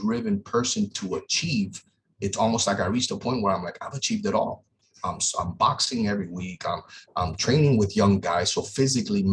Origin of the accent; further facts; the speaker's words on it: Miami, Florida, United States; in some rough areas where I grew up down here in Miami